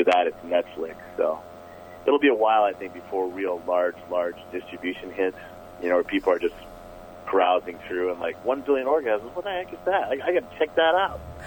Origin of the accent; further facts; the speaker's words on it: Twig, Minnesota, United States; a kid growing up in Twig, Minnesota